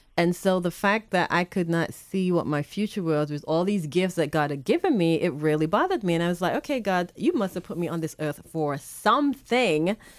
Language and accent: English; England, United Kingdom; also born or lived in Boston, United States / North Carolina, United States; now in Spring Hill, United States; I was born and raised in England, and, um, my parents moved to the Boston area